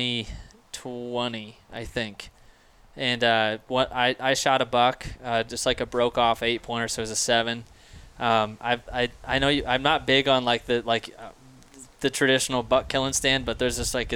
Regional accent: Illinois, United States; moved away as an adult; also born or lived in Sioux Center, Iowa; now in Oskaloosa, United States; I grew up in the Quad Cities area

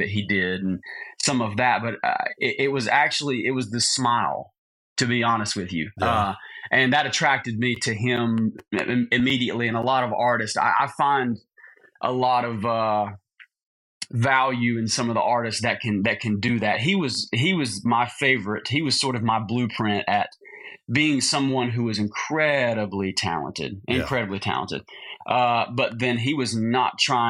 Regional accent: Lincolnton, North Carolina, United States; moved away as an adult; also born or lived in Camp Lejeune, North Carolina / Nashville, Tennessee; So Lincolnton is my hometown, though, technically, and that's where I grew up.

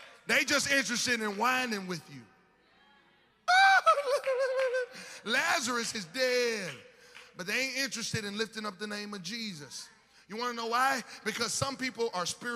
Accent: Alabama, United States; moved away; I ain't from here, I'm from Alabama

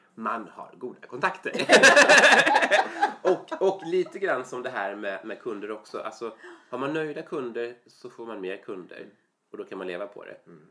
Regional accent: Falkenberg, Halland County, Sweden; jag är uppvuxen i Falkenberg sen jag var mm. liten

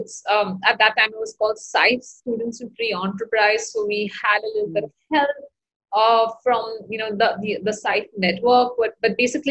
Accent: Mumbai, Maharashtra, India; moved away; I am originally from Mumbai, India

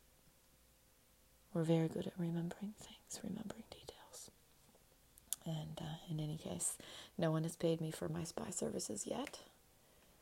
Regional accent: United States; I'm an American citizen

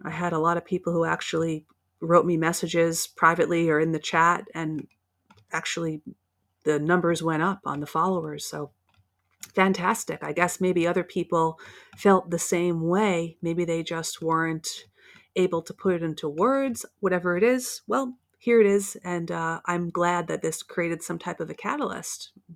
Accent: United States; You can probably tell by my accent that I'm from the States

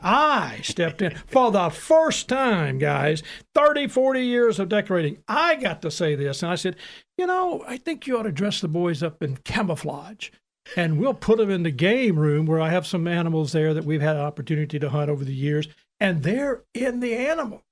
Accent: Houston, Mississippi, United States; also born or lived in Jackson, Mississippi; I'm from Houston, Mississippi originally, and it was a small town. And, you know, now, when we were little kids, we lived in Jackson

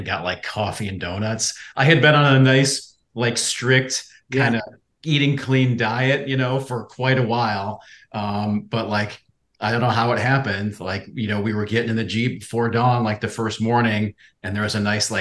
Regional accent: Midwest, United States; now in Charleston, United States; I grew up in the Midwest

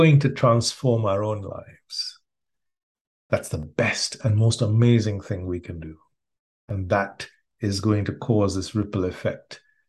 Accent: India; moved away; So when I first got, when I came from India, I came with 2 bits of conditioning.

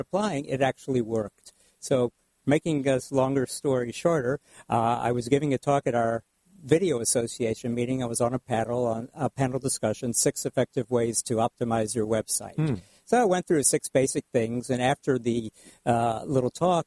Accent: Houston, Texas, United States; moved away as an adult; now in Orange County, United States; I grew up in Houston

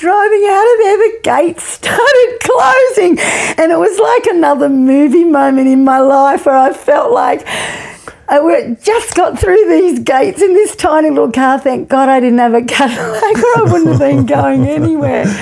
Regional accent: Sydney, New South Wales, Australia; we were living in the western suburbs of Sydney at that stage. I was born in Leichhardt when we were living in Leichhardt.

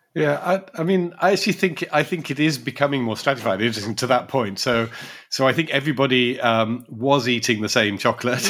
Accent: London, United Kingdom; as a Londoner

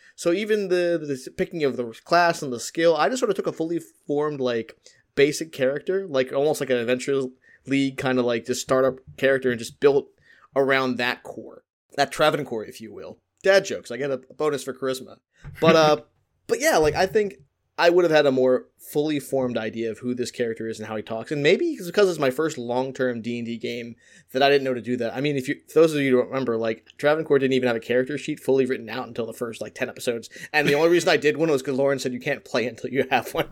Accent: Philadelphia, Pennsylvania, United States; I'm from Philadelphia.

